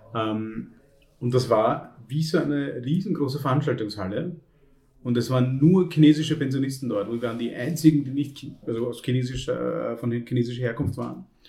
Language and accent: German; Vienna, Austria; bei uns in Wien